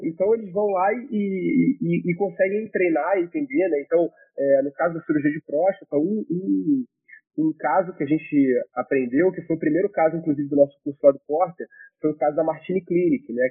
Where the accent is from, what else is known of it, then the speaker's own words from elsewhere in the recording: Rio de Janeiro, Brazil; sou do Rio de Janeiro